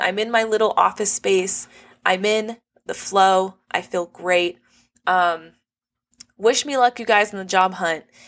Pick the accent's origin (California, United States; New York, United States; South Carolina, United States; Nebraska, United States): California, United States; Los Angeles County; on the very border end of Los Angeles County. So, the cost of living's low 'cause not that many people, like, really wanna live here, but I grew up here my whole life